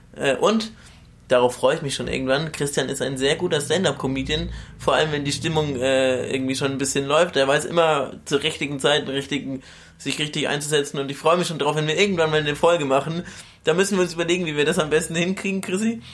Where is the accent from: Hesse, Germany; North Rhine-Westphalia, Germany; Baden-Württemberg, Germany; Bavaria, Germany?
Bavaria, Germany; Bamberg; now in Cologne, Germany; aus meiner Heimat in Bamberg